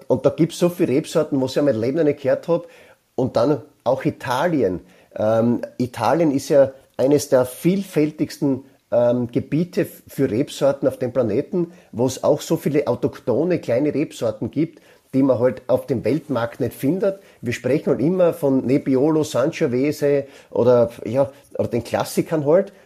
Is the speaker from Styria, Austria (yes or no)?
yes; South Styria, Austria; bei uns in der Südsteiermark